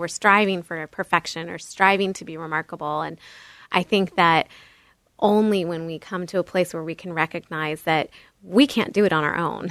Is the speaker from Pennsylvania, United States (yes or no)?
no; Bay Area, California, United States; I grew up in the Bay Area of California